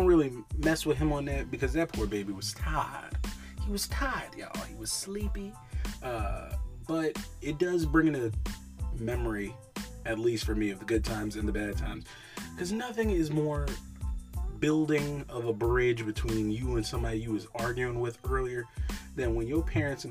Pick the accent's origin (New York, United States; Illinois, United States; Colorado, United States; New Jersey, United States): New York, United States; in my hometown, there were like 53 different pizza spots, and they all were good. That's what happens when you grow up in New York